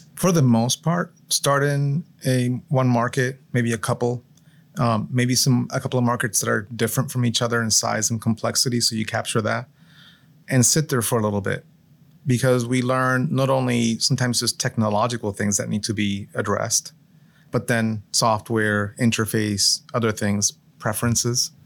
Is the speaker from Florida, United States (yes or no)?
yes; Florida, United States; moved away as an adult; also born or lived in Puerto Rico / Michigan / Massachusetts / Colorado; we moved in Florida when I was about seven years old, so pretty early on